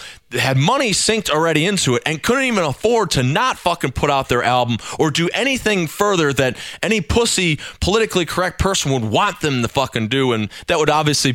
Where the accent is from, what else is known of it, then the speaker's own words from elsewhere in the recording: United States; as an American